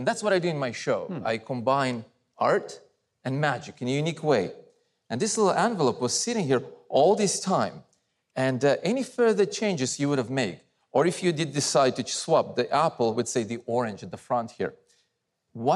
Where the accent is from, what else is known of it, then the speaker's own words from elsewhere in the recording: Russia; moved away; I was born in Russia